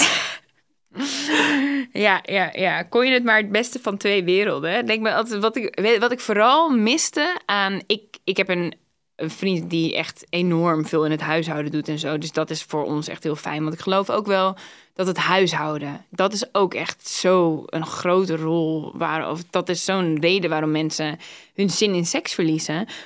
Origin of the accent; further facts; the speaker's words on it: Groningen, Netherlands; born there; Ik ben geboren in Groningen en sowieso het eerste jaar, geloof ik, eerste half jaar woonden ze in andere steden zelfs.